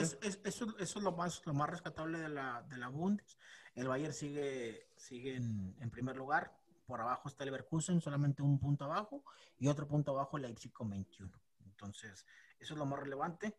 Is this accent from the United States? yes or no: no; Mexico; uno, como mexicano